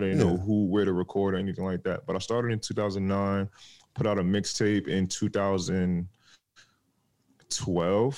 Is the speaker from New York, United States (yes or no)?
yes; New York, United States; I'm from New York. Born and raised. Family's from Jamaica though, but I'm born and raised in New York